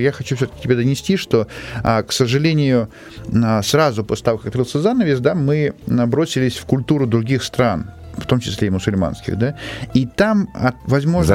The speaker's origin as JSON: {"language": "Russian", "region": "Moscow", "country": "Russia", "tie": "born or raised there", "said": "я родился из, в Москве, ну, а корни мои, конечно же, в Обширонске. Это тоже Краснодарский край."}